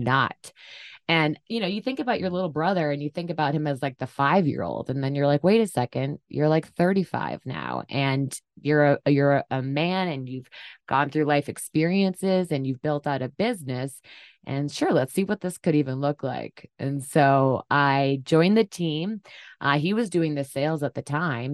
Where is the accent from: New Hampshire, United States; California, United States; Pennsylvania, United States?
New Hampshire, United States; Durham; moved away as an adult; also born or lived in San Diego; the farm I grew up on in Durham, New Hampshire, on the seacoast